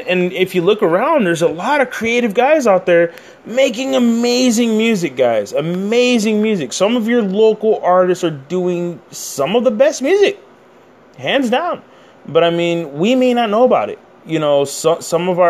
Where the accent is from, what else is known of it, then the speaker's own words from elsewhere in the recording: San Antonio, Texas, United States; I'm from San Antonio, Texas